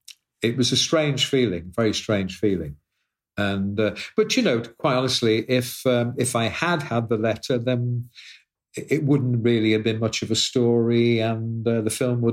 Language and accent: English; Liverpool, North West England, United Kingdom; born there; that article mentions the fact that I was born in Liverpool.